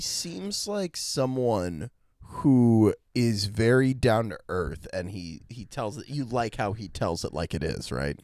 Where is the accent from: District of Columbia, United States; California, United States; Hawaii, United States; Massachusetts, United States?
District of Columbia, United States; Washington; my hometown D C.